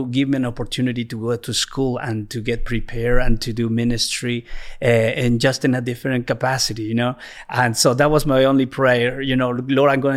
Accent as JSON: {"language": "English", "country": "Peru", "tie": "born or raised there", "also_born_or_lived": "Bethany, Oklahoma, United States / Bolivia", "second_language": "English", "moved": "as an adult", "said": "I was born in Peru"}